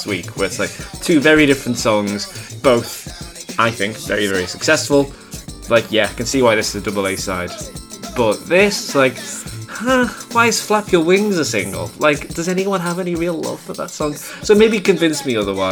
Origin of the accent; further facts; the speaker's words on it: United Kingdom; I'm a British, white, like, teenage gay boy at this time